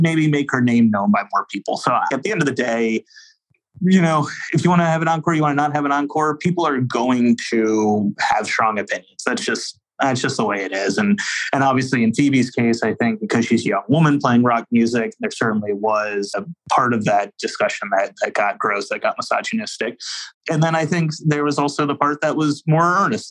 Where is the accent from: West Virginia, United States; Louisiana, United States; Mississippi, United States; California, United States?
Louisiana, United States; New Orleans; my hometown, New Orleans